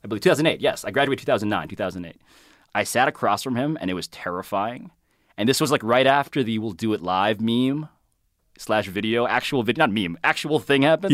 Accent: New York City, New York, United States; I'm from Manhattan. Born and raised

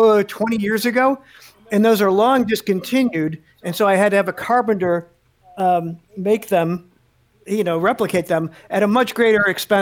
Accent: Chicago, Illinois, United States; I grew up in Chicago

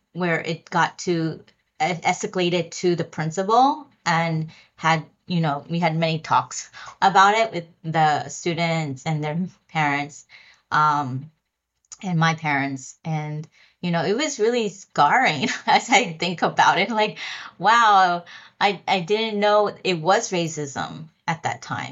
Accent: Lancaster, Pennsylvania, United States; now in New York City, United States; I grew up in Pennsylvania in Lancaster.

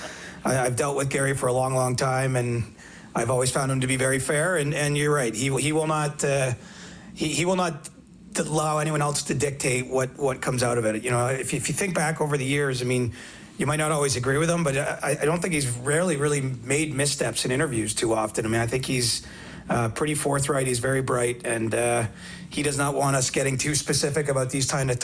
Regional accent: Canada; as a Canadian speaking, not just a hockey reporter

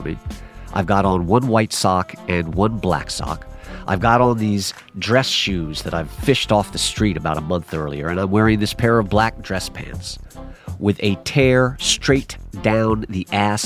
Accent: New York City, New York, United States; born or raised there

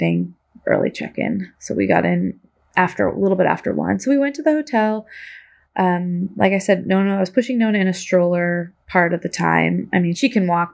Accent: Corvallis, Oregon, United States; I grew up in Corvallis

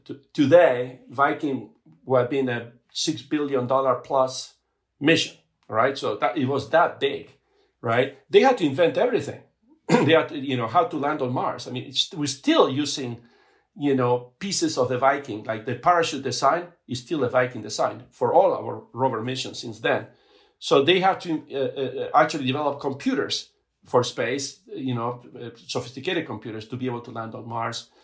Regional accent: Buenos Aires, Argentina; also born or lived in Patagonia, Argentina; now in United States; I grew up in Argentina

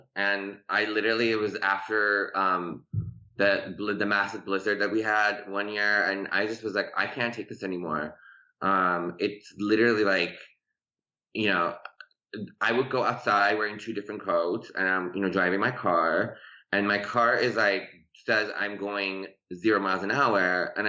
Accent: Chicago, Illinois, United States; English is a second language; moved away as an adult; also born or lived in Tehran, Iran; now in Los Angeles, United States; And so we left. Tehran when I was 10. I didn't speak any English when I got here. We moved to Chicago I grew up in Chicago, in the suburbs of Chicago, and then I moved to LA.

